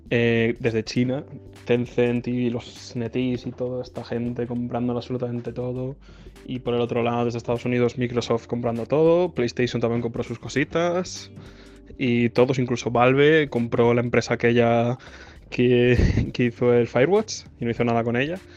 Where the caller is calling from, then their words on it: Vigo, Galicia, Spain; de Vigo.